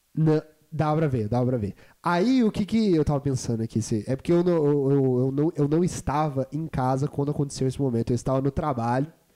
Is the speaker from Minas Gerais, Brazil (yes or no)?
yes; Juiz de Fora, Minas Gerais, Brazil; moved away; Juiz de Fora deu isso pro mundo e deu eu. Deu eu pro mundo também. No, no dia 13 de setembro 1997.